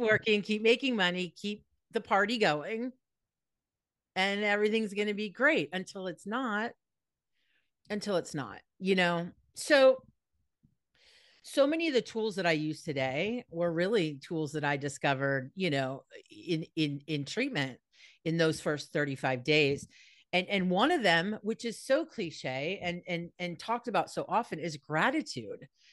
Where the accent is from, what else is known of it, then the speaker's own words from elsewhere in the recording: Los Angeles, California, United States; also born or lived in East Coast; I was born in Encino, California, so I am a Valley girl through and through